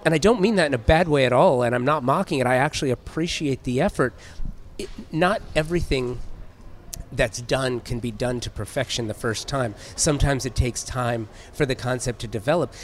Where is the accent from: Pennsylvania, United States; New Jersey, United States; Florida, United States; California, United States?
California, United States; Southern; I grew up in Southern California where you had the, the classic head shop